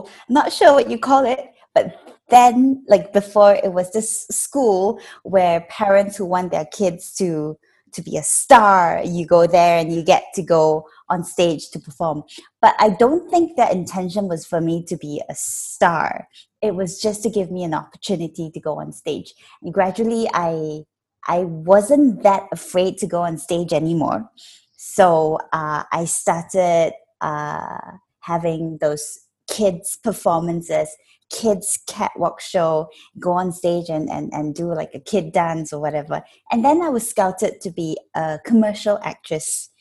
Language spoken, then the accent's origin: English; Malaysia; I am Malaysian. I'm a Malaysian actress